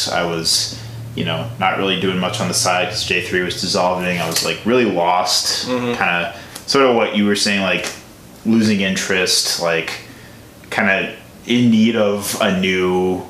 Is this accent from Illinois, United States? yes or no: yes; Chicago, Illinois, United States; moved away as an adult; now in Milwaukee, United States; I'm from Chicago originally.